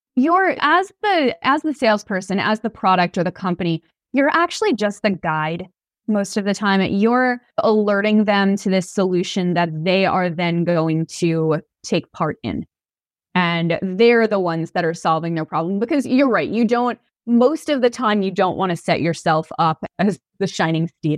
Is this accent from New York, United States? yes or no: yes; New York, United States; I'm from New York